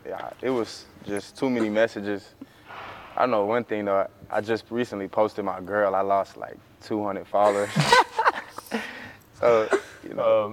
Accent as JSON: {"language": "English", "region": "Florida", "country": "United States", "said": "I'm from Florida, so it's close to home."}